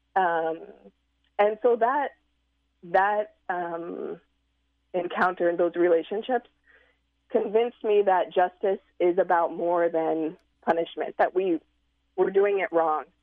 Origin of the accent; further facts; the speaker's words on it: Nebraska, United States; moved away as an adult; now in Chicago, United States; I'm from Nebraska